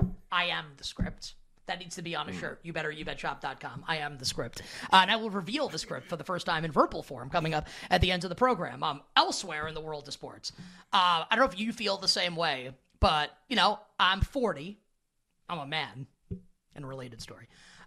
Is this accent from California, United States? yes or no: no; New York, United States; I'm a New Yorker